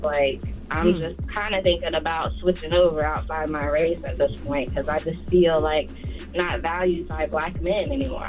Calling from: Tampa, Florida, United States; Hi, I'm … calling from Tampa, Florida.

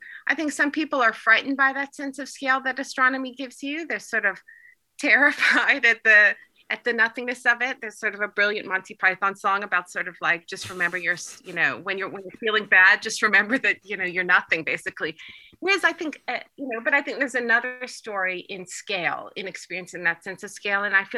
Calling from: Turkey; for example, I'm calling in from Turkey.

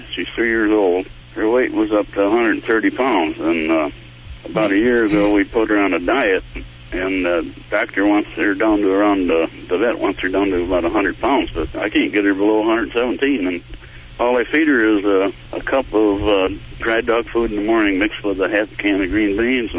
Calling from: Muskegon, Michigan, United States; I'm in Muskegon, Michigan right now.

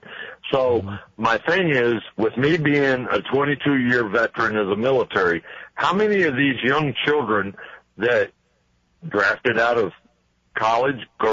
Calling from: Little Rock, Arkansas, United States; I'm calling you from Little Rock, Arkansas

